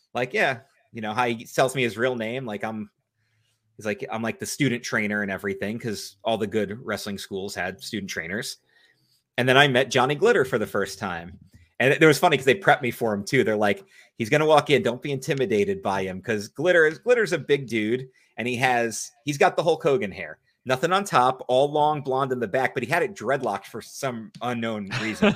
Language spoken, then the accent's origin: English; New Jersey, United States; I love New Jersey, that's my home state